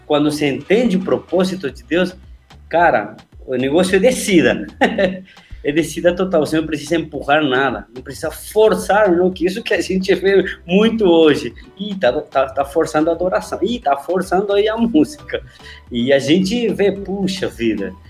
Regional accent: Argentina; moved away; also born or lived in Buenos Aires; eu vim aqui em Buenos Aires, pô, eu sou do interior, eu moro lá nas montanhas.

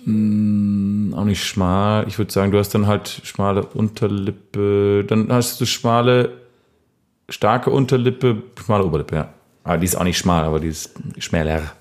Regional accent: Bad Laasphe, North Rhine-Westphalia, Germany; moved away; aus dem kleinen, feinen Ort Bad Larsve, wo ich aufgewachsen bin

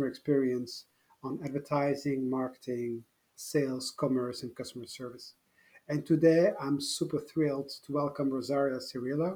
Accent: Brussels, Brussels-Capital Region, Belgium; I grew up in Brussels where my parents had shops

